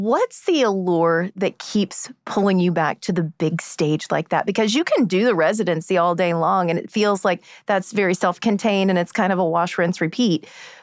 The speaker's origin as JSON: {"language": "English", "region": "Indiana", "country": "United States", "said": "I'm from Indiana."}